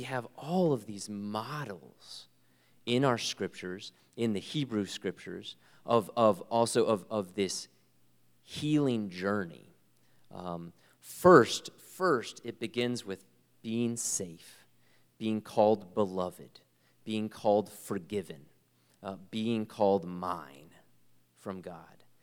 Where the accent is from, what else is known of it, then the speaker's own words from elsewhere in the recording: United States; I am so privileged to be an American